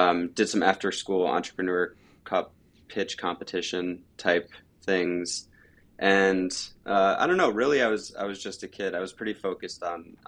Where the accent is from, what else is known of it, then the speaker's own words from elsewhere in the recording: Chagrin Falls, Ohio, United States; I grew up in Cleveland, Ohio, the east side in a small town called Chagrin Falls